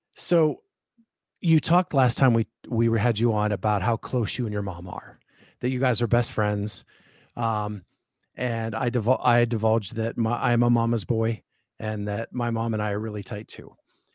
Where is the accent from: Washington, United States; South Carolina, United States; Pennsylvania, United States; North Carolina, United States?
Pennsylvania, United States; So I grew up in Pennsylvania, okay.